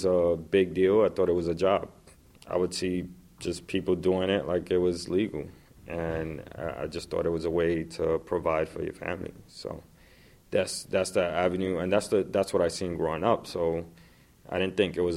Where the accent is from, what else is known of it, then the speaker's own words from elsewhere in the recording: New York City, New York, United States; I was born and raised in the Lower East Side of Manhattan